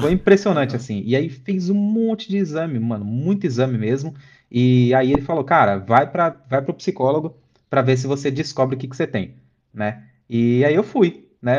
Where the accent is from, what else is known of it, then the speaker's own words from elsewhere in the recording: São Bernardo do Campo, São Paulo, Brazil; lá em São Bernardo, de onde eu sou